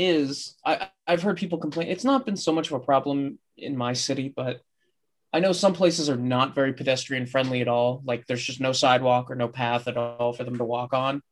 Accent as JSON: {"language": "English", "country": "United States", "said": "as an American"}